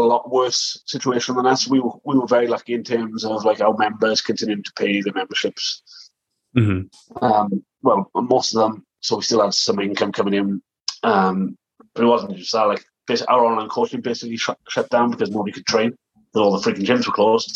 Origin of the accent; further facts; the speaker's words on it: South Wales, United Kingdom; moved away; also born or lived in Preston, England; I'm from South Wales originally. And we had the opportunity to move back to Wales.